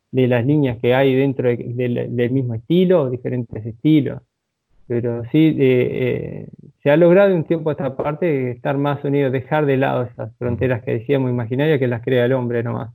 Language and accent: Spanish; Uruguay; como uruguayo, eh, a tomar unos mates o un asado no va a faltar